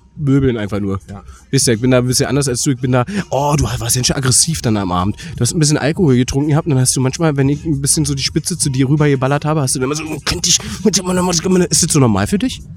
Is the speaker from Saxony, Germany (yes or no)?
yes; Saxony, Germany; Ich bin Sachse und wohne in Dresden.